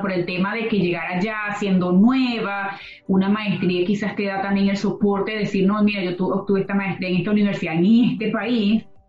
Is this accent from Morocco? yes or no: no; Venezuela; moved away as an adult; Los que venimos de Venezuela